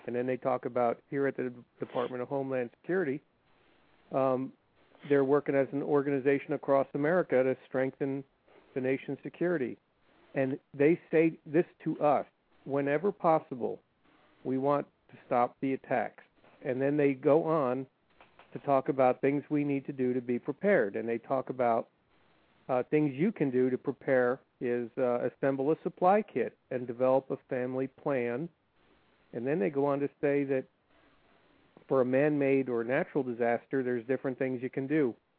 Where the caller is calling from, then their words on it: Maryland, United States; I'm calling from Maryland.